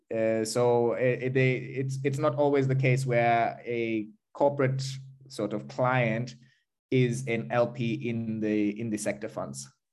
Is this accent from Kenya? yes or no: yes; Kenya; now in Berlin, Germany; I am Kenyan